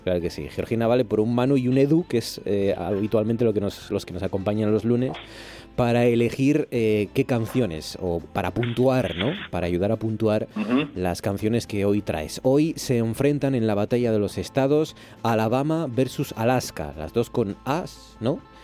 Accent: Gijón, Asturias, Spain; en Gijón somos grandones

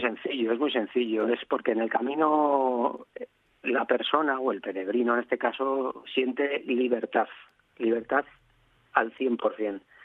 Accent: Madrid, Community of Madrid, Spain; moved away as an adult; now in Asturias, Spain; una persona de ciudad como yo, yo soy de Madrid, a, trasladarme a un, pueblo de 50 habitantes en Asturias

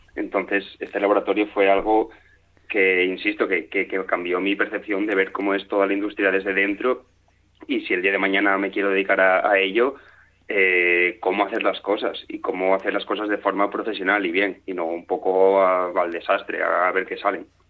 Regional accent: Turón, Asturias, Spain; moved away; mi pueblo, que llegó a ser eh, uno de los núcleos mineros más importantes de, España

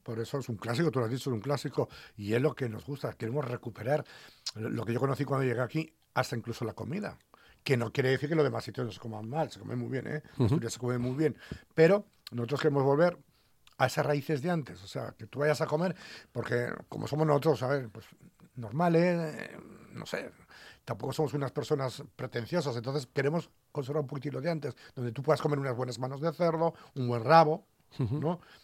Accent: Aragon, Spain; now in Asturias, Spain; Me recuerda mucho a mi tierra, ¿no? A los aragoneses.

